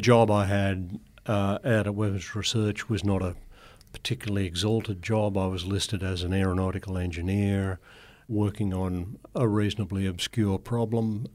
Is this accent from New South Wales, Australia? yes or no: yes; Grafton, New South Wales, Australia; also born or lived in Ayr, Queensland; we moved down to another farm outside Grafton, and that's where I grew up.